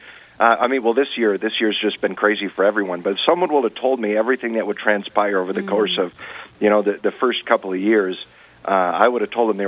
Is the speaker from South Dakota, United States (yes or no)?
yes; Rapid City, South Dakota, United States; now in Mitchell, United States; I grew up out in the Rapid City Diocese